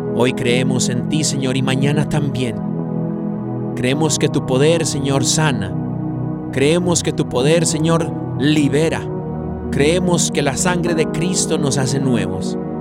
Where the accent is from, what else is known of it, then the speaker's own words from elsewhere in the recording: United States; mis papás son mexicanos, yo nací en Estados Unidos